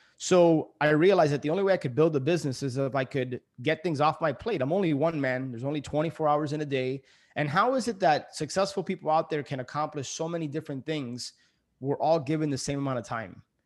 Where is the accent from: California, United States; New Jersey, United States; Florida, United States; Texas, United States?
Florida, United States; Miami; also born or lived in New York City; I ended up moving back into my parents' house. So, I, I moved from New York City back to Miami.